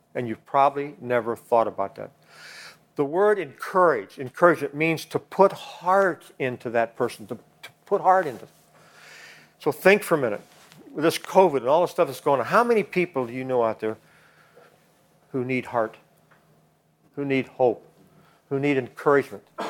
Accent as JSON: {"language": "English", "region": "Kansas", "country": "United States", "moved": "as an adult", "said": "I'm from Kansas."}